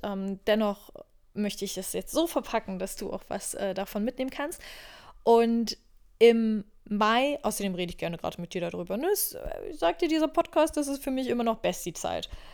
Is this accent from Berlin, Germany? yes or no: yes; Berlin, Germany; moved away as an adult; Ich komme auch ursprünglich aus Berlin. Also wenn ich irgendeinen Ort auf dieser Welt als Heimat betiteln würde, wäre es wahrscheinlich Berlin.